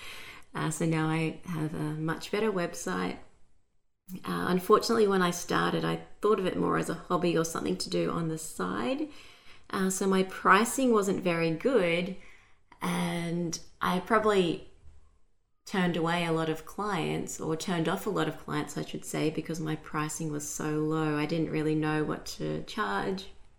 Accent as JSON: {"language": "English", "town": "Brisbane", "region": "Queensland", "country": "Australia", "said": "I'm from Brisbane, Australia"}